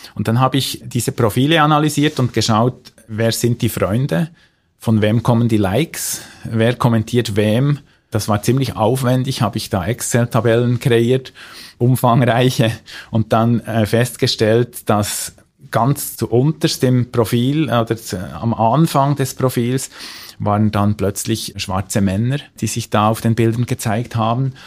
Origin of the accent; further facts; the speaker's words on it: Switzerland; bei uns in der Schweiz